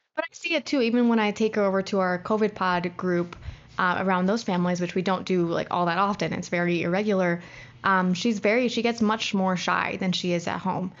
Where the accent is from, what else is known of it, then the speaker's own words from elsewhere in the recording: United States; as an American